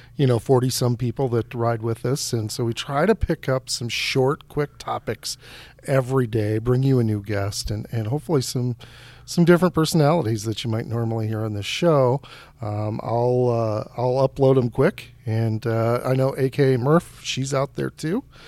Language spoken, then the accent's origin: English; Hudson, United States; it is my hometown